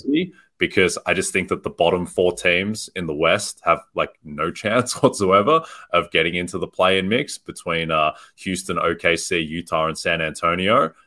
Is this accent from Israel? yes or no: no; Australia; moved away; I grew up in Australia